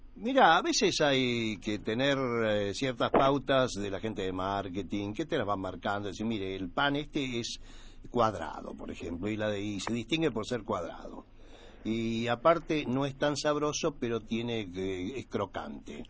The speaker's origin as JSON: {"language": "Spanish", "region": "Buenos Aires", "country": "Argentina", "tie": "born or raised there", "said": "Nací acá en Capital Federal"}